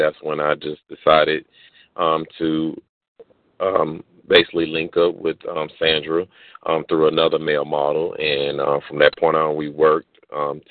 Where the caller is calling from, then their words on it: Jonesboro, Georgia, United States; I'm calling in from Jonesboro, Georgia